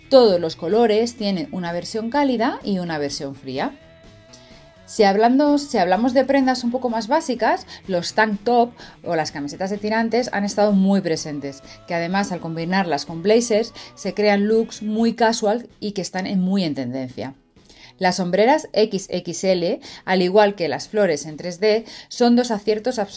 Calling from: Spain; Les hablo desde España y estoy encantada de estar por aquí de nuevo.

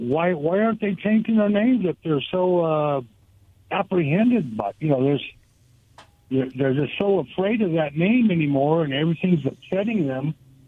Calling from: Goldendale, Washington, United States; Hey, this is … from Goldendale.

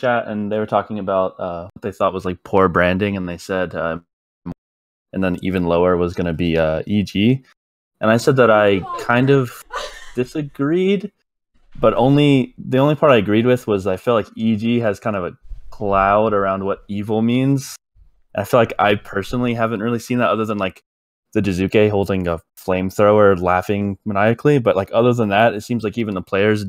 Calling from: Atlanta, Georgia, United States; I am calling from Atlanta, Georgia.

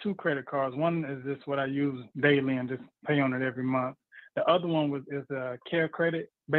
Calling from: Tampa, Florida, United States; Calling from Tampa, Florida.

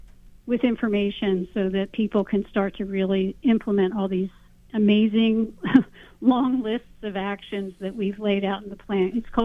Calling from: Nyack, New York, United States; I'm here in Nyack.

